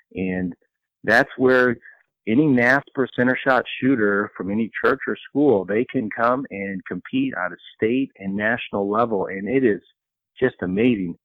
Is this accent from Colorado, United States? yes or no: yes; Colorado, United States; I grew up in Colorado